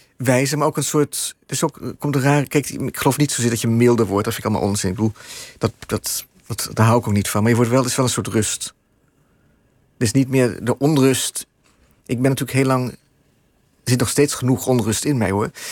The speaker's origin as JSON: {"language": "Dutch", "country": "Netherlands", "moved": "as an adult", "lives_now": "New York, United States", "said": "ik ben een Nederlander met een card"}